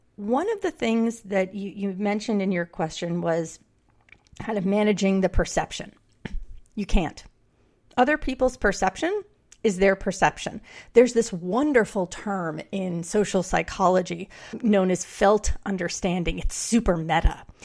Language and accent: English; New York City, New York, United States; I grew up in New York City